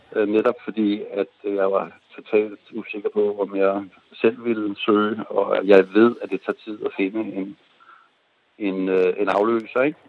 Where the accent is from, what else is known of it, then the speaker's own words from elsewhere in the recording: Denmark; Norwegian is a second language; now in Norway; jeg er dansk